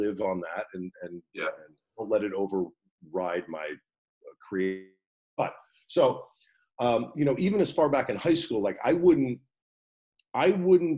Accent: New Jersey, United States; I am originally from New Jersey, yeah. I went to Wall High School

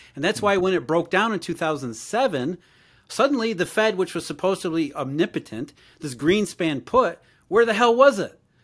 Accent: Rust Belt, United States; I grew up in the Rust Belt

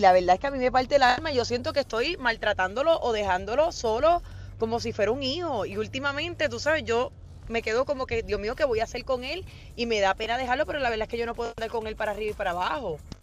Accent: Puerto Rico; así somos los boricuas

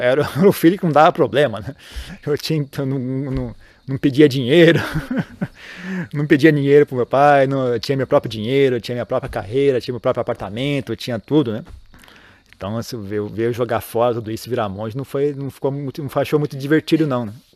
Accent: Brazil; moved away as an adult; eu saí do Brasil

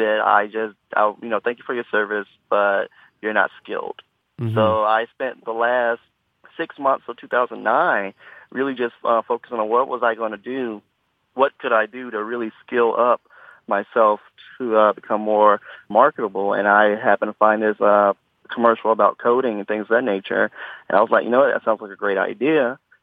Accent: Memphis, Tennessee, United States; also born or lived in New York; now in Nashville, United States; my hometown, Memphis

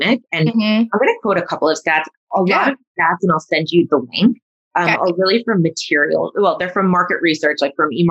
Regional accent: New York suburbs, United States; me growing up in the New York suburbs

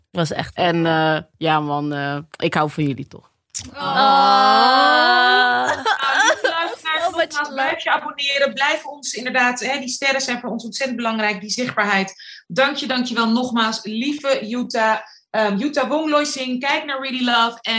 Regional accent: Rotterdam, South Holland, Netherlands; Ehm, ik ben 27 alweer. Geboren en getogen in Rotterdam.

